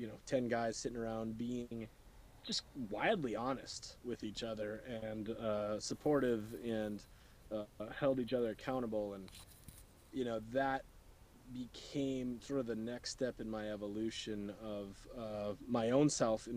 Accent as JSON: {"language": "English", "region": "North Dakota", "country": "United States", "tie": "born or raised there", "said": "I grew up in North Dakota"}